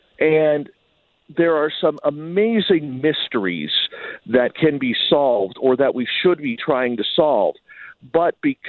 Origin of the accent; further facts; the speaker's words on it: Canada; even though I'm Canadian, the majority of my audience is in the United States.